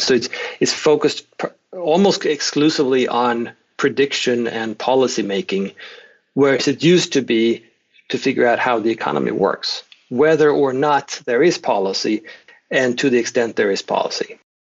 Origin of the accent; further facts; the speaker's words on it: Sweden; moved away as an adult; now in Oklahoma, United States; I'm Swedish, born and raised in Sweden, where I did my first, I spent the first three decades or so in Sweden.